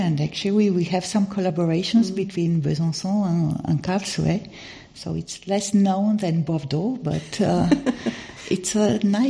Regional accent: Romania; first language Romanian; English is a second language; So also from the language, because Romanian, I'm coming from Romania, and Romanian is also a Latin language, and I had to learn French in school.

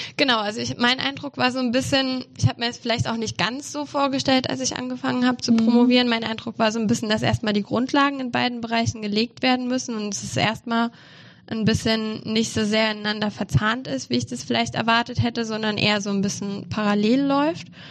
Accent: Saarland, Germany; moved away as an adult; now in Mannheim, Germany; Also ich komme ursprünglich aus dem Saarland

